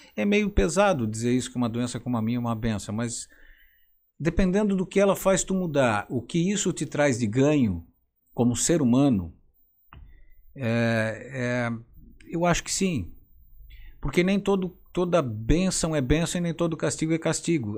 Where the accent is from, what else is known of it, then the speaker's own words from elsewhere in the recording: Forquilhinha, Santa Catarina, Brazil; moved away; lá de Forquilinha, minha conterrânea